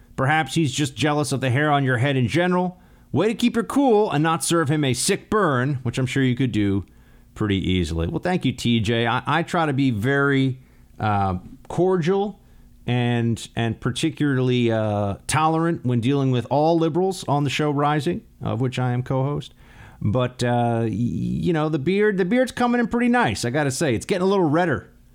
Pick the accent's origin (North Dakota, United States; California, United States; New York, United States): New York, United States; New York City; in New York City, in my, in my hometown